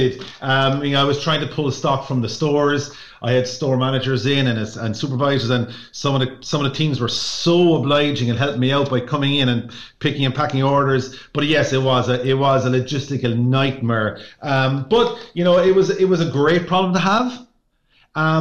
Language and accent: English; Ireland; as Irish people